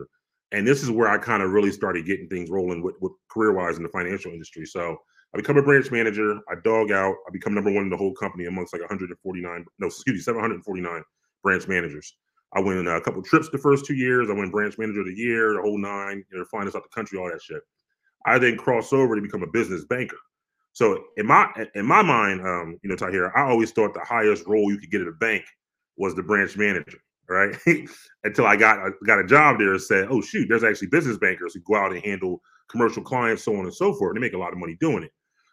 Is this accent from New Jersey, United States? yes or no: yes; New Jersey, United States; We're from Jersey